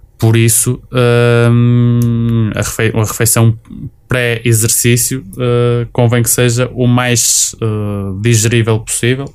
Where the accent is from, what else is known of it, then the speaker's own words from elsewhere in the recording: Matosinhos, Norte, Portugal; sou de Matosinhos